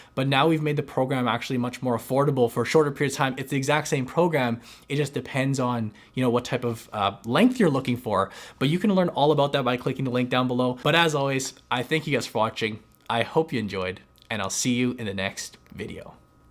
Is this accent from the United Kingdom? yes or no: no; Canada; as Canadian investors